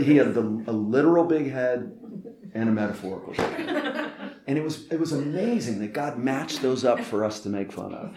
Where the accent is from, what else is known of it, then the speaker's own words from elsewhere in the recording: Northeast, United States; I'm from the Northeast where we say quick and often cutting things to people we love